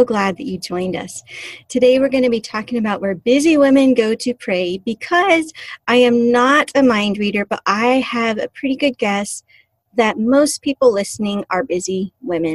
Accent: California, United States; now in Alaska, United States; I grew up in California and was at the beach quite a bit

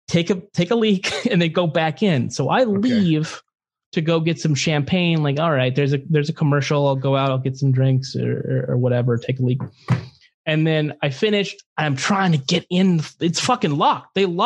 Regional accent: Merced, California, United States; I'm from Merced, California.

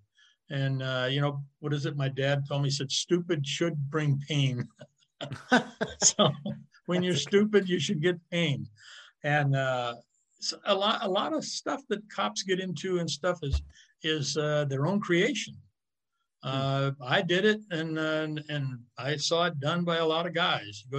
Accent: California, United States

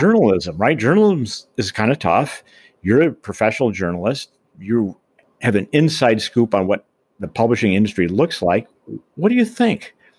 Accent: Boulder, Colorado, United States; also born or lived in Michigan; my hometown, of course, is Boulder. It still is.

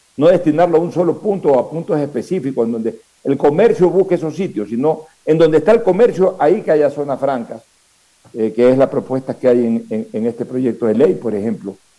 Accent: Ecuador; Somos los ecuatorianos

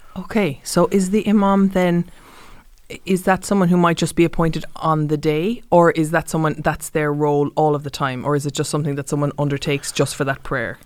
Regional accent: Cork, Munster, Ireland; I was raised in Cork

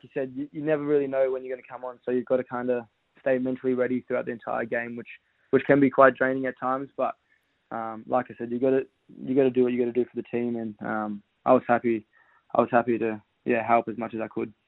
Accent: Western Australia, Australia; now in Victoria, Australia; I'm originally from Western Australia, so um, I got I got a bit of family here as well. So I've lived here for yeah eight or eight or so years

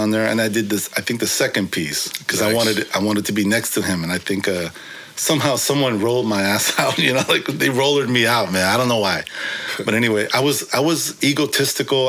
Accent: San Francisco, California, United States; first language Korean; English is a second language; also born or lived in New York City / Brooklyn / Korea; I'm from San Francisco

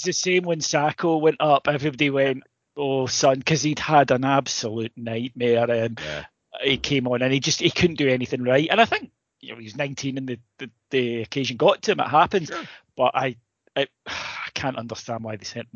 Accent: United Kingdom; We're British.

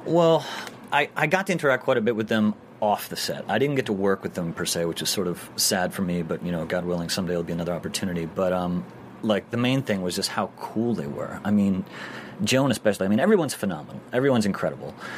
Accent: New York, United States; also born or lived in Michigan; I'm a New Yorker

